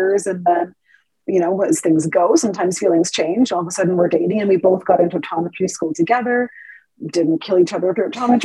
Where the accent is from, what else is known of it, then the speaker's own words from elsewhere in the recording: Ontario, Canada; moved away as an adult; now in Calgary, Canada; I'm from Ontario originally. Both my husband and I are